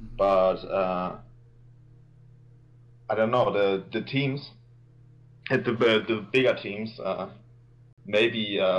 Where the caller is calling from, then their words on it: Germany; I'm calling from Germany.